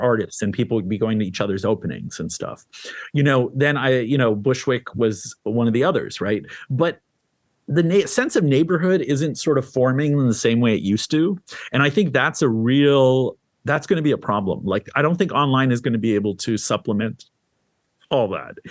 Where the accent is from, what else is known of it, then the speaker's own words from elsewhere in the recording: Canada; also born or lived in Syria / Lebanon; now in New York, United States; I was born in Syria, raised in Canada.